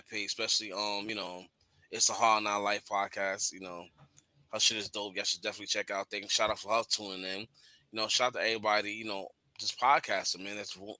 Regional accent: New York, United States; I'm from New York.

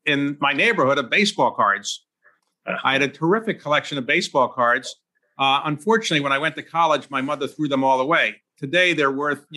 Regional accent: Baltimore, Maryland, United States; I was born in Baltimore

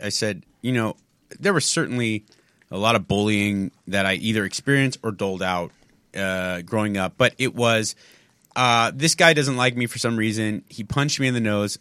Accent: San Marino, California, United States; In my hometown, there was such a high Chinese population and Taiwanese population

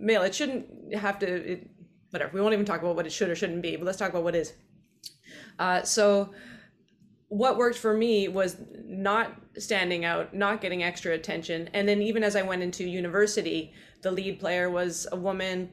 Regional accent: British Columbia, Canada; moved away as an adult; now in New York City, United States; I'm from British Columbia, Canada. I'm in New York City today, and I've been here for 11 years

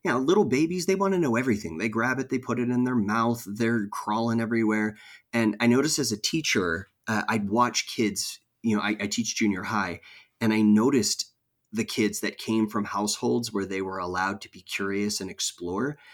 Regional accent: California, United States; moved away as an adult; also born or lived in Virginia; I grew up in California, but I went to live in Virginia for a while

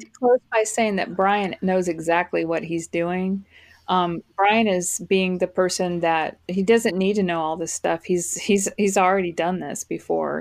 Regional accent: Fort Worth, Texas, United States; now in Florida, United States; moved to Fort Worth, Texas, where I am from

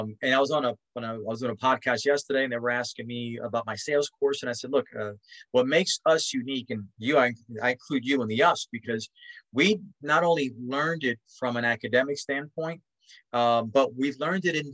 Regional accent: New York City, New York, United States; I grew up in Spanish Harlem

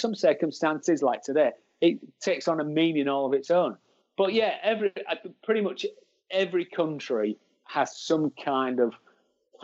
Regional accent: Hull, Yorkshire and the Humber, United Kingdom; as you might be able to tell from the accent, I'm from Hull.

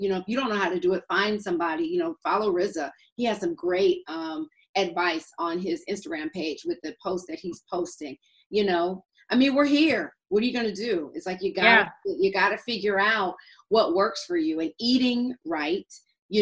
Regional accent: Atlanta, Georgia, United States; And I'm from Atlanta. So for a Georgia girl

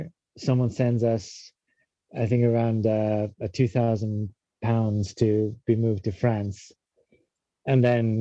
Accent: Estonia; moved away as an adult; now in London, United Kingdom; we're both from Estonia originally, but around 2007, we both, for different reasons, ended up in London.

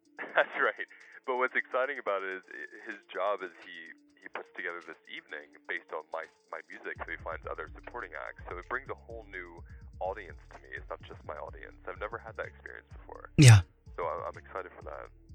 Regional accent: Pennsylvania, United States; I grew up in Pennsylvania

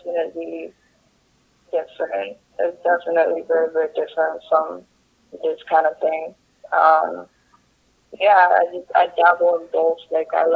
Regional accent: Hong Kong; I'm in Hong Kong. I'm from Hong Kong. I live in Hong Kong

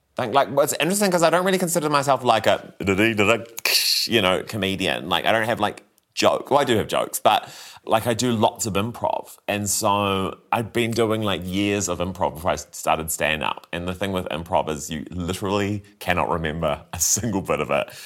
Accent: Christchurch, Canterbury, New Zealand; growing up in Christchurch

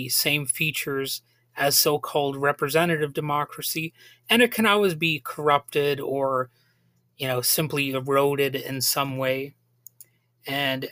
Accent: United States; we're an American people with a long and convoluted history

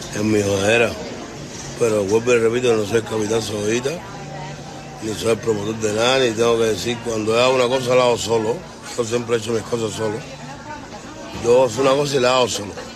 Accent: Cuba; now in Miami, United States; yo nací en Cuba, pero vivo en América del Norte

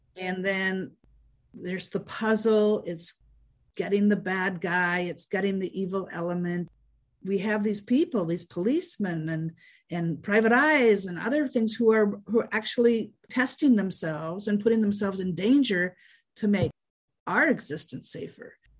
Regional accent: Fargo, North Dakota, United States; I grew up in Fargo, North Dakota

